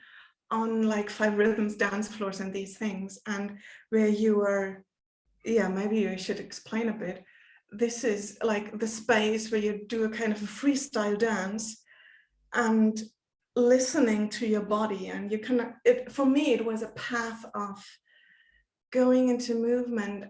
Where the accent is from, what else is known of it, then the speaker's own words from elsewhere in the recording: Germany; from Germany